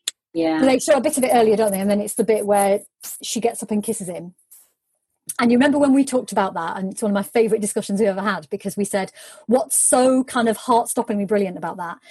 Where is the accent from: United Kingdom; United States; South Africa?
United Kingdom